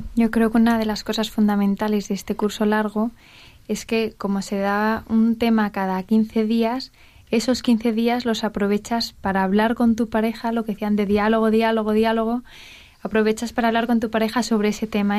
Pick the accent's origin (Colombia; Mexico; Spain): Spain; Asturias; now in Madrid, Spain